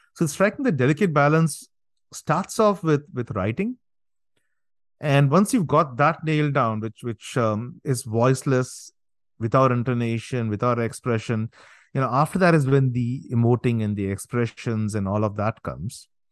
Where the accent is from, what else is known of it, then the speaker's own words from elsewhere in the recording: India; now in New Jersey, United States; I'm from India, I'm here in the States